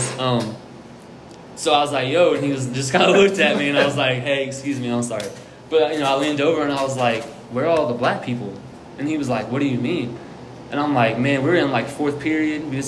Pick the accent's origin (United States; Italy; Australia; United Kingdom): United States; Germantown, Ohio; born or raised there; also born or lived in Trotwood, Ohio